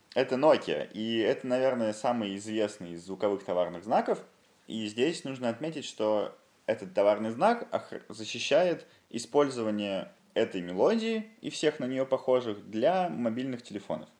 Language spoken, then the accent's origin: Russian; Yaroslavl, Yaroslavl Oblast, Russia; в моем родном городе Ярославле